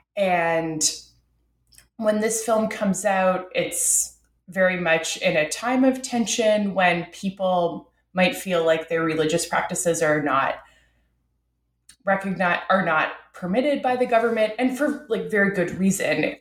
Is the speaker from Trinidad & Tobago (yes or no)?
no; Ottawa, Ontario, Canada; I'm from Ottawa, uh, Canada's capital